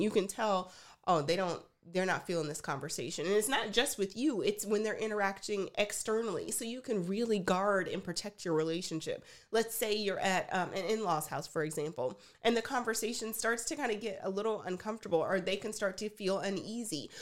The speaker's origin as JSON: {"language": "English", "region": "Texas", "country": "United States", "said": "I'm from Texas"}